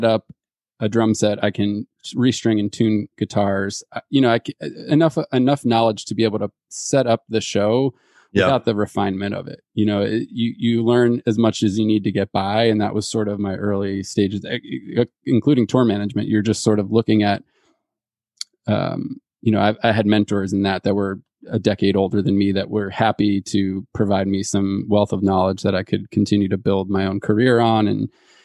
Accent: United States; as an American

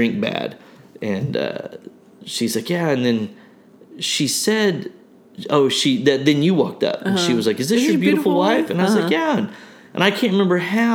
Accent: Broken Arrow, Oklahoma, United States; we're from Broken Arrow

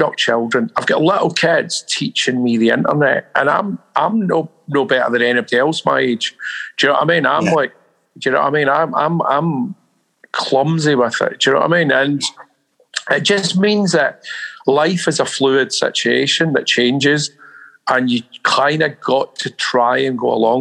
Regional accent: Glasgow, Scotland, United Kingdom; now in London, United Kingdom; I couldn't go back to Glasgow, man. Not to live, no way. I mean, I've left 40 years ago and I'm a Londoner, really

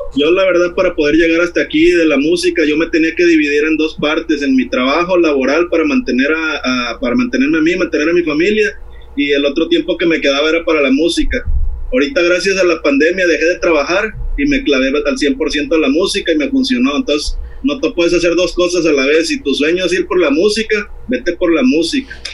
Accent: Veracruz, Mexico; now in Playa del Carmen, Mexico; yo originalmente soy de Veracruz, pero aquí en Playa del Carmen ya llevo 20 añitos que me trajeron mis jefes para acá

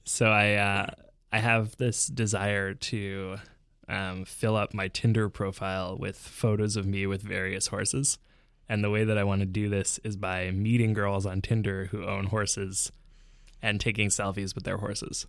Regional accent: Vancouver, British Columbia, Canada; now in Montreal, Canada; when we moved to Vancouver from Montreal

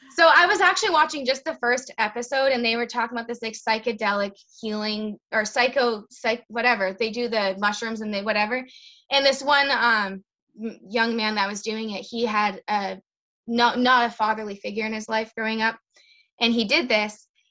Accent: Lowell, Massachusetts, United States; moved away as an adult; also born or lived in Ayer, Massachusetts; now in Worcester, United States; I grew up in Lowell, and then getting married brought me to the Ayer area

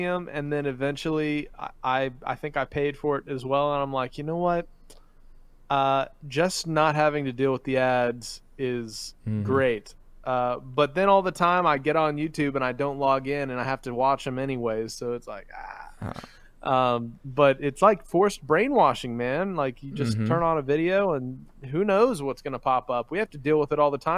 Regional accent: Philippines; now in United States; growing up in the Philippines and driving there

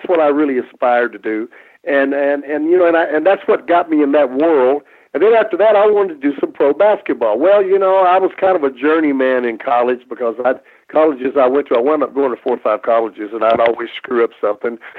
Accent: Kentucky, United States; I'm from Kentucky

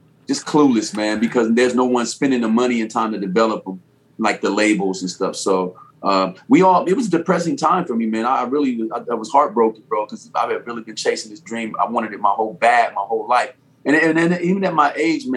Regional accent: Chicago, Illinois, United States; now in California, United States; even though I'm originally from Chicago, but I've been out here about 16 years. So Cali's home.

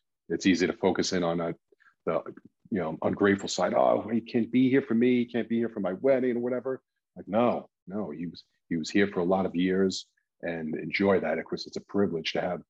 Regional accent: Ireland; That's what's great about, you know, being Irish, is Irish funerals.

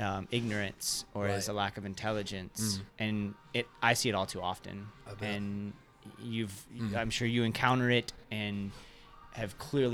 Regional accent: United States; also born or lived in Kentucky / Central Florida; I grew up in Kentucky and Central Florida.

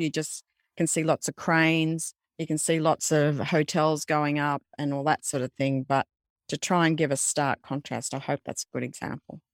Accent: Australia; being an Australian

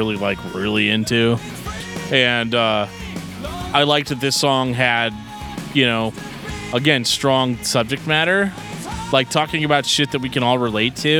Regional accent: St. Louis, Missouri, United States; Growing up in St. Louis

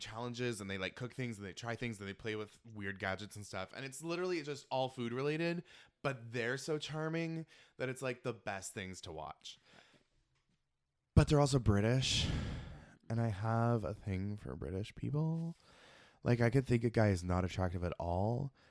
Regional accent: Ireland; And I'm Irish.

